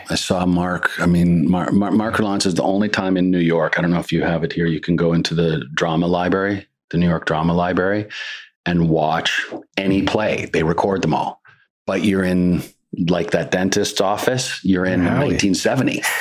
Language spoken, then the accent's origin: English; Canada; it's just a different. It's just different you know, and I'm, I'm very Canadian at heart.